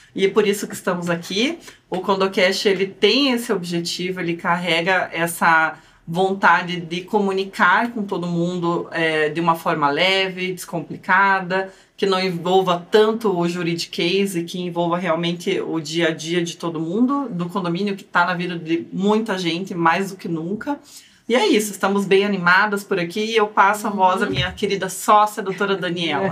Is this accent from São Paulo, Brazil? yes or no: no; Curitiba, Paraná, Brazil; Vocês também vão perceber pelo meu sotaque que eu sou curitibana, porque ele é bem carregado